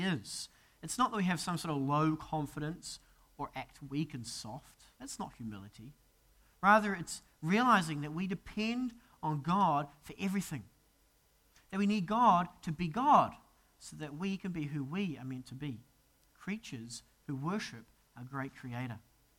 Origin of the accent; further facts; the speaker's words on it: New Zealand; moved away as an adult; as a Kiwi, to see a casual snake just cruising across a path is a pretty terrifying sight. I mean, the most dangerous thing we have is a possum in New Zealand.